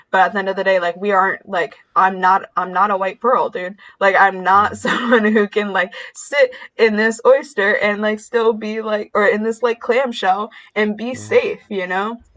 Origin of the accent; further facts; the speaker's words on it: Saginaw, Michigan, United States; born there; I was born in Saginaw and would go back and visit every now and then and like our almost every corner store had bulletproof glass.